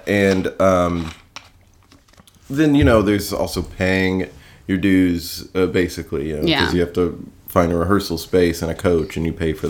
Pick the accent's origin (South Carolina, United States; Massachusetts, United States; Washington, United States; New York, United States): South Carolina, United States; I was in South Carolina.